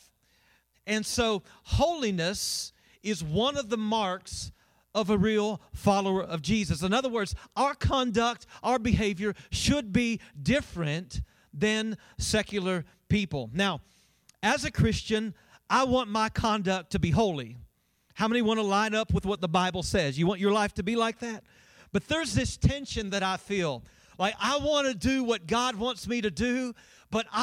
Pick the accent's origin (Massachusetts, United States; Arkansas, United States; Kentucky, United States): Kentucky, United States; Winchester; moved away as an adult; also born or lived in Colorado; I'm originally from Winchester. When I moved from Winchester to Colorado